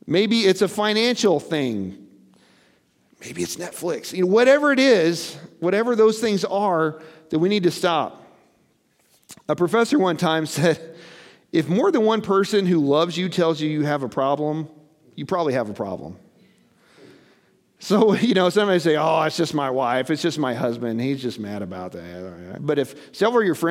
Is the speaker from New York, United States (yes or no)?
no; Missouri, United States; I'm from Missouri. They call it the show me state because we're stubborn people as a whole.